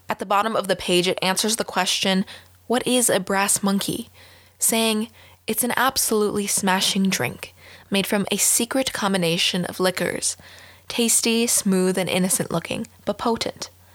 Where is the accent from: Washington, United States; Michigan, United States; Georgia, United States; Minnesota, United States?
Minnesota, United States; as a Minnesotan